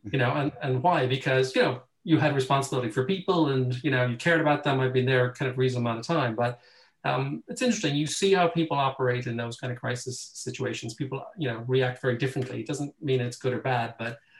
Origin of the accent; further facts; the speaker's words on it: Ireland; moved away as an adult; now in London, United Kingdom; I'm Irish